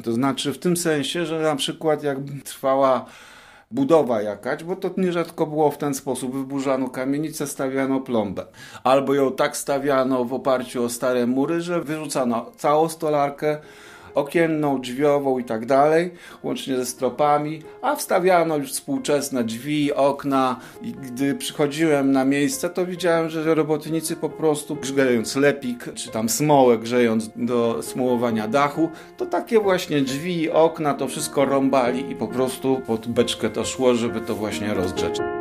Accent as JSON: {"language": "Polish", "town": "Szczecin", "region": "West Pomeranian Voivodeship", "country": "Poland", "tie": "born or raised there", "said": "ja się wychowywałem, choć nie, nie we Wrocławiu, bo jestem ze Szczecina, ale też w podobnych miejscach"}